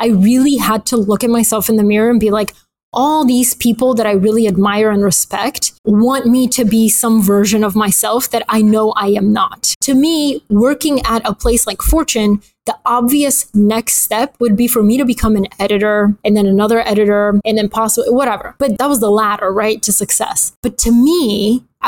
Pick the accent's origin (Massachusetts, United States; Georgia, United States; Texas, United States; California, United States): Georgia, United States; Atlanta; also born or lived in Bulgaria; I grew up in Atlanta